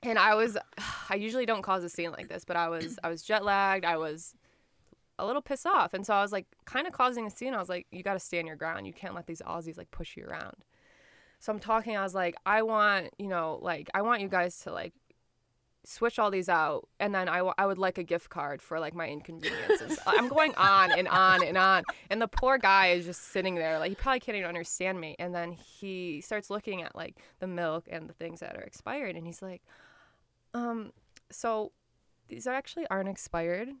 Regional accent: Detroit, Michigan, United States; I'm from Detroit.

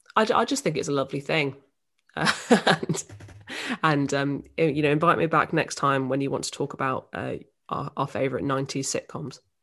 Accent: Northampton, East Midlands, United Kingdom; moved away as an adult; now in London, United Kingdom; I'm from Northampton in the Midlands

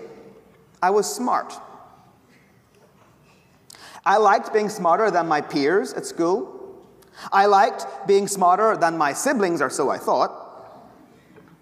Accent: Ireland; the Irish professor who speaks way too fast

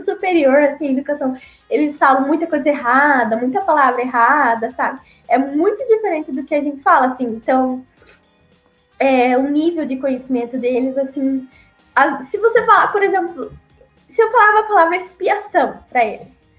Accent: Paraná, Brazil; moved away as an adult; also born or lived in Acre / Amazonas; eu sou do, sou do Paraná

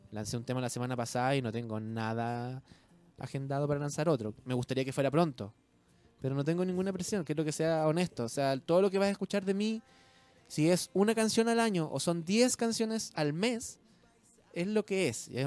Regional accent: Chiloé, Los Lagos, Chile; moved away; me vine de Chiloé no porque yo quería ser famoso y salir en la tele, ¿cachai?

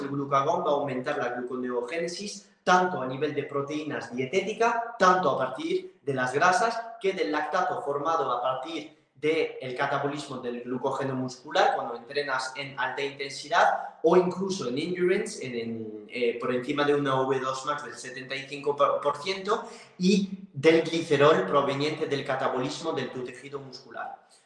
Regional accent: France; Spanish is a second language; moved away; soy francés

